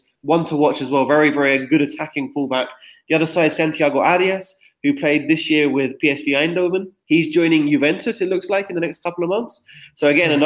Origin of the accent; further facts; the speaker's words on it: England, United Kingdom; I'm English